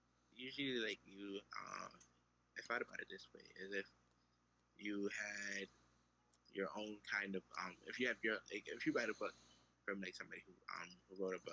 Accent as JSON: {"language": "English", "town": "Brooklyn", "region": "New York", "country": "United States", "said": "Oh, I'm from Brooklyn."}